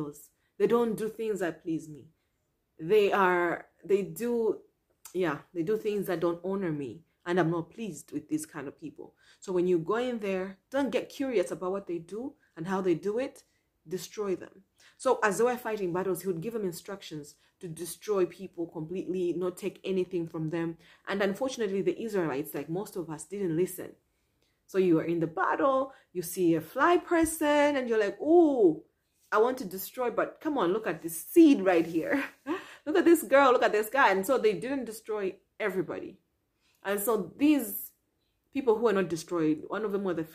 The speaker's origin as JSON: {"language": "English", "country": "Malawi", "said": "I'm from Malawi"}